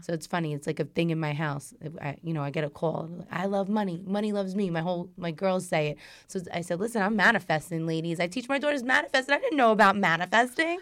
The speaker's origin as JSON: {"language": "English", "town": "New York City", "region": "New York", "country": "United States", "tie": "born or raised there", "said": "I'm a girl from Brooklyn. Like, I used to sit out in the stoop"}